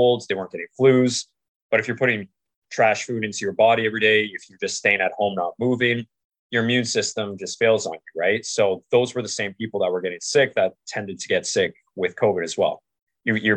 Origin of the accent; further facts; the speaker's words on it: Canada; I'm from Canada